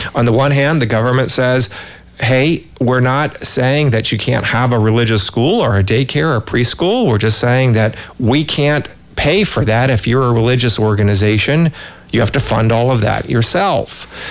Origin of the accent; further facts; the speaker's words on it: California, United States; as a Californian